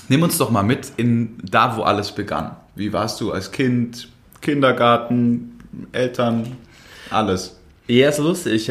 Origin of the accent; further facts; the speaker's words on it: Lindau, Bavaria, Germany; also born or lived in Regensburg; now in Munich, Germany; Nein, ich wohne in München. Ich bin aus Lindau am Bodensee. Ähm, habe hier in München studiert, war dann drei Jahre in Regensburg für den Doktor